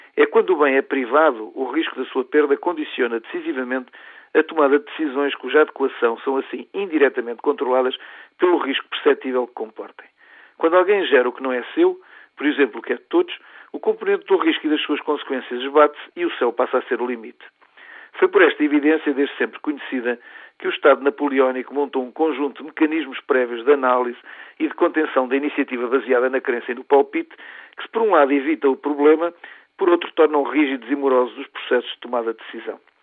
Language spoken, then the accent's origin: Portuguese; Portugal; como portugueses